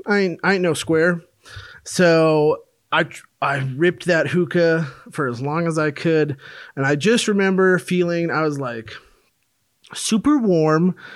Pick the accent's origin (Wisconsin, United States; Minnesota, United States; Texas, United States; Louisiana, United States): Minnesota, United States; moved away; also born or lived in Colorado; I'm originally from Minnesota, but I'd moved to Colorado for school